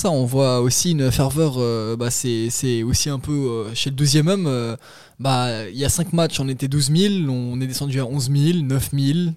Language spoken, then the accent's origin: French; Zurich, Switzerland; born there; Euh, moi je suis né à Zurich